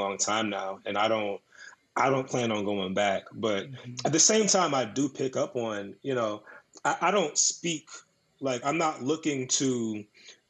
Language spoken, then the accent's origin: English; Woodbridge, Virginia, United States; I'm from Woodbridge, Virginia. It's like an hour south of D.C.